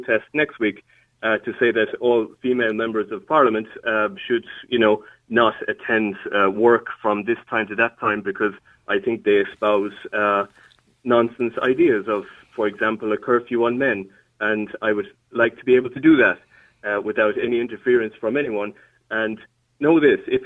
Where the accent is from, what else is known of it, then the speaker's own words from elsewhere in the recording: Ireland; being an Irish person who has lived through history